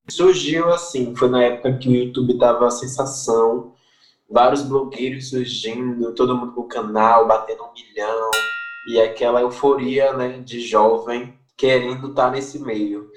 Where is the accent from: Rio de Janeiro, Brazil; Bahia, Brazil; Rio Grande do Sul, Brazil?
Bahia, Brazil; Salvador; also born or lived in São Cristóvão, Salvador / São Caetano, Salvador; nasci na Sagrada Família, Hospital Sagrada Família, na Ribeira, é, localizado ali no Bonfim, e desde sempre eu moro no Alto do Cabrito